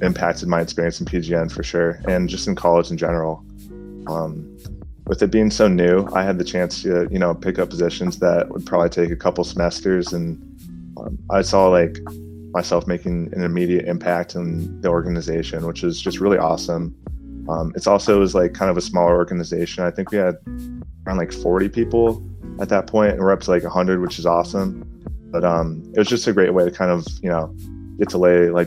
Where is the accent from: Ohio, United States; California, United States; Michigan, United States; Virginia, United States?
Ohio, United States; Canton; I'm from Canton, Ohio.